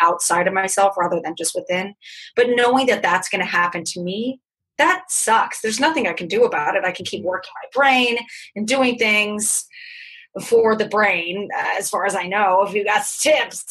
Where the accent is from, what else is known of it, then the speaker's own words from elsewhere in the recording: California, United States; I grew up in California.